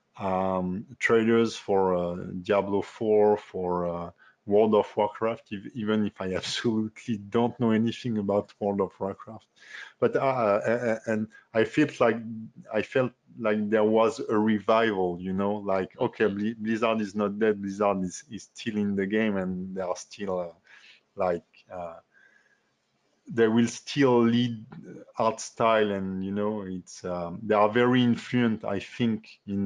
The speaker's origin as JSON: {"language": "English", "country": "France", "accent": "French", "second_language": "English", "said": "my French accent"}